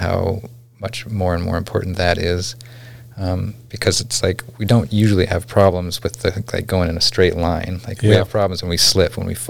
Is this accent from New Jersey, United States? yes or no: no; McGrath, Alaska, United States; And it could be that I grew up in McGrath and didn't learn how to swim.